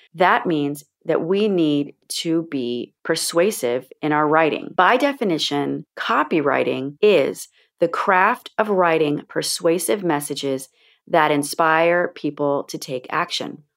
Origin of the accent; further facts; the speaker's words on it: Florida, United States; When I was a very little girl growing up in Florida